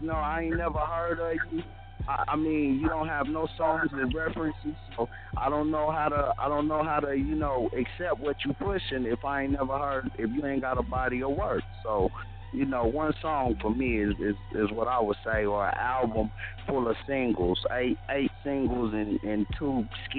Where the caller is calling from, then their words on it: Tulsa, Oklahoma, United States; This is …. I'm calling from Tulsa, Oklahoma. 30 North Side. What up?